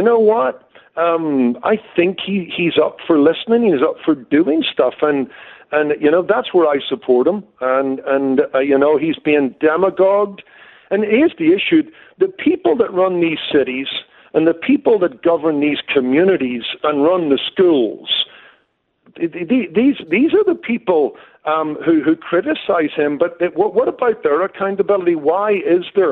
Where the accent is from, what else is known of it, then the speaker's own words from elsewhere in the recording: Northern Ireland, United Kingdom; moved away as an adult; now in Los Angeles, United States; I came from Northern Ireland